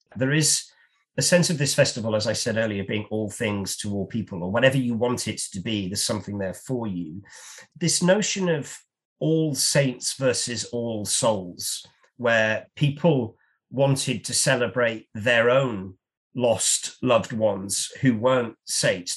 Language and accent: English; United Kingdom; as a Brit